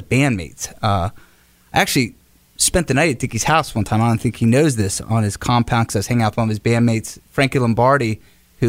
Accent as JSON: {"language": "English", "region": "Pennsylvania", "country": "United States", "tie": "born or raised there", "moved": "yes", "said": "growing up in Pennsylvania"}